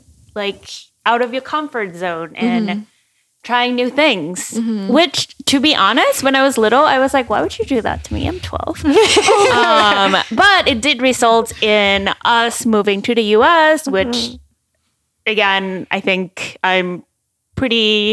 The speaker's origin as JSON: {"language": "English", "country": "Thailand", "tie": "born or raised there", "second_language": "English", "moved": "yes", "said": "So I'm originally from Thailand"}